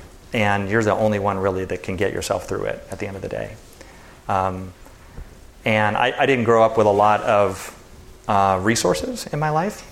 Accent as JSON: {"language": "English", "town": "Santa Barbara", "region": "California", "country": "United States", "tie": "born or raised there", "said": "we grew up in Santa Barbara together"}